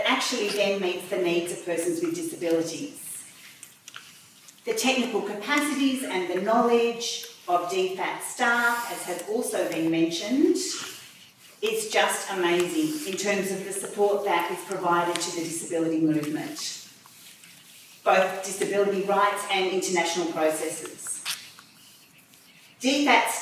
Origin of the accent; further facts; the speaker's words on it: Australia; as an Australian, as the IDA chair as well